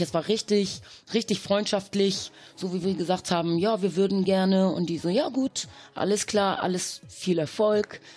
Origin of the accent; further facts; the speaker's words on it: Hamburg, Germany; also born or lived in Caribbean; wir sind aus Hamburg